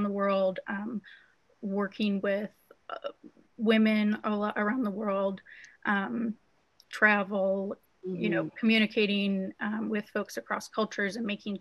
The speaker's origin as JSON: {"language": "English", "town": "Spokane", "region": "Washington", "country": "United States", "tie": "born or raised there", "said": "I am from Spokane, Washington, which is where Kazuri is"}